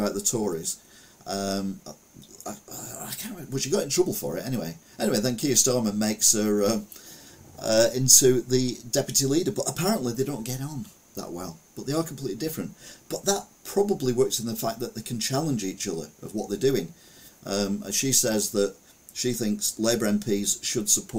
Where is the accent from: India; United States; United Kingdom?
United Kingdom; Stalybridge, North West England; I was brought up in Stalybridge